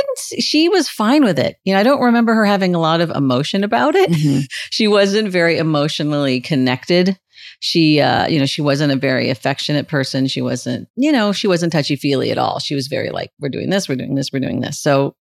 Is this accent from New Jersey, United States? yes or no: no; California, United States; Oh my goodness. I grew up all over Southern California. It's really hard when people ask me that question. I just say Southern California because my mother moved a lot.